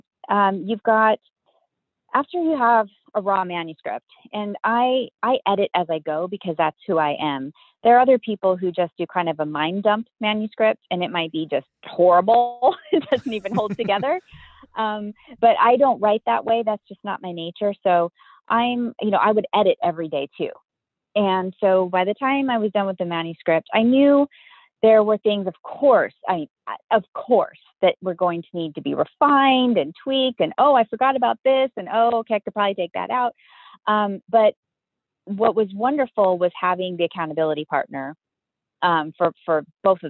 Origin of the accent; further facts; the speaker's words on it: Southern California, United States; I grew up in Southern California